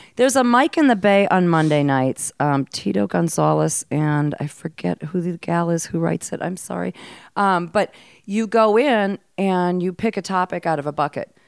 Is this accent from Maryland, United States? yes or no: no; Mankato, Minnesota, United States; moved away; also born or lived in Hawaii; I was raised in Mankato, Minnesota